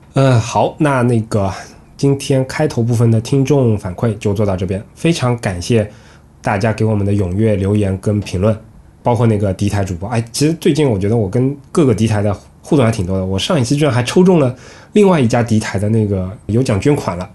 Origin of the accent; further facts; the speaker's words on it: southern China, China; 作为南方人